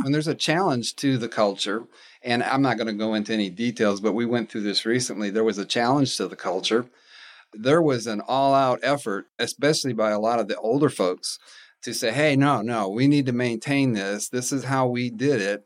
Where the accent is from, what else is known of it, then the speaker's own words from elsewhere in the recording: Raleigh, North Carolina, United States; moved away as an adult; now in Huntsville, United States; I'm from Raleigh, North Carolina